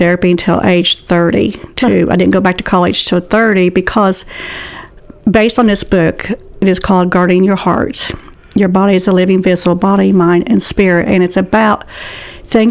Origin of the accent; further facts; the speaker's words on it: Portsmouth, Ohio, United States; also born or lived in Kentucky; now in Ashland, United States; I was born in Ohio, Portsmouth